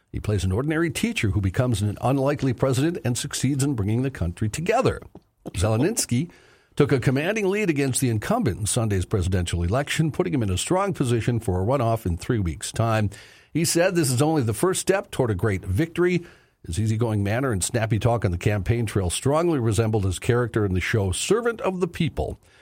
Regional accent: Minneapolis, Minnesota, United States; moved away; my hometown

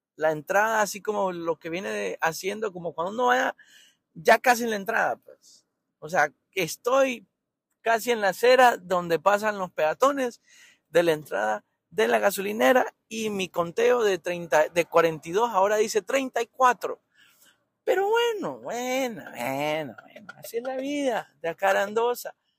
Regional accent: Tegucigalpa, Francisco Morazán, Honduras; moved away as an adult; nací en Tegucigalpa, Honduras. Y eh, recuerdo, recuerdo muy vivo, tampoco es que me fui hace 50 años, me fui hace 10 años

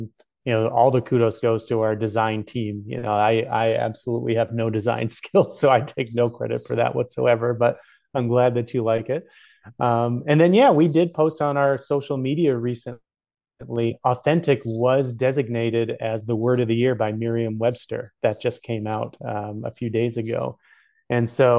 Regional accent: Canada; as a Canadian

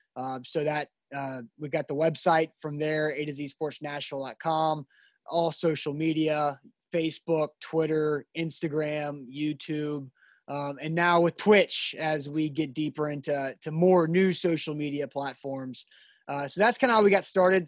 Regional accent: Nashville, Tennessee, United States; we're both from Nashville, the Brentwood area

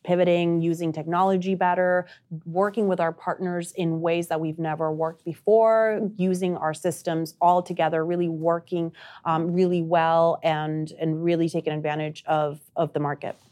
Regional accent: Uruguay; first language Spanish; English is a second language; moved away; I'm originally from South America. I'm from Uruguay.

